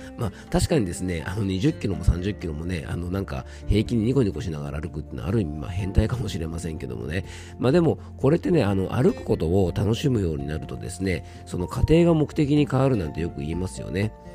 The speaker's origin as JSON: {"language": "Japanese", "region": "Yamanashi", "country": "Japan", "tie": "born or raised there", "said": "僕の地元の名所で昇仙峡っていうですね非常にあの山梨でもね有名な渓谷がある"}